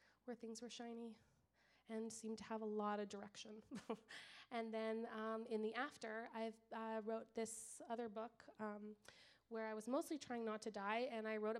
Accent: Winnipeg, Manitoba, Canada; I'm Canadian. Like every Canadian, they bring that up like second one. So I'm Canadian.

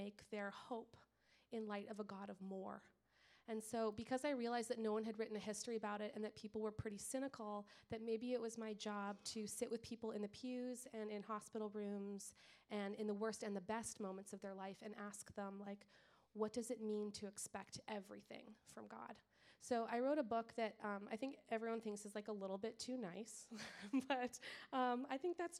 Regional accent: Winnipeg, Manitoba, Canada; I'm Canadian. Like every Canadian, they bring that up like second one. So I'm Canadian.

